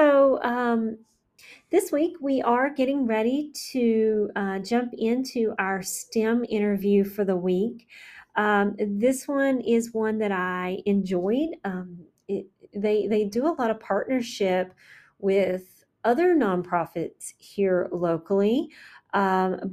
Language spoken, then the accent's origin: English; McDowell County, North Carolina, United States; my hometown, McDowell